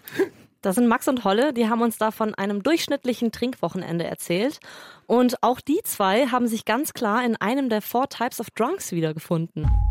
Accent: Tegernsee, Bavaria, Germany; ich bin am Tegernsee zur Schule gegangen

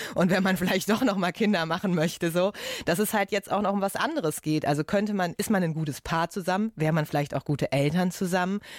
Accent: Ruhr area, North Rhine-Westphalia, Germany; Ich komme ja aus dem Ruhrgebiet

